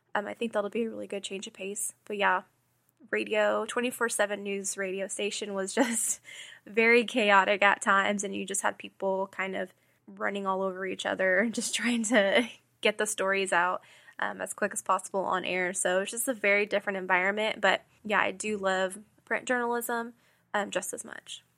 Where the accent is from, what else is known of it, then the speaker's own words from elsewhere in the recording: Houston, Texas, United States; moved away as an adult; now in Kansas City, United States; I am originally from Houston. I moved to Kansas City